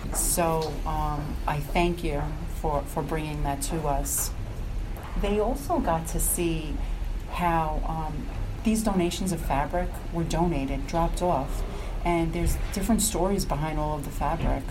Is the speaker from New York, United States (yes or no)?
yes; Somers, New York, United States; I'm from Somers, New York